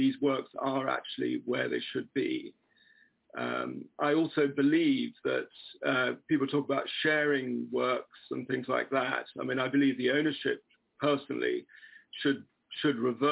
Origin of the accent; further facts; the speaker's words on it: England, United Kingdom; I've been in contemporary African art promoting it for 20 odd years as an English person